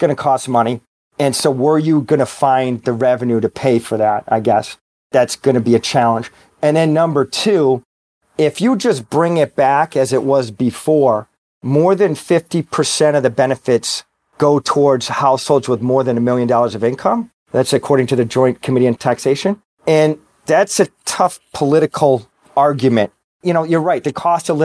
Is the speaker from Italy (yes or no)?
no; Boston, Massachusetts, United States; I'm from Boston. I'm a Red Sox fan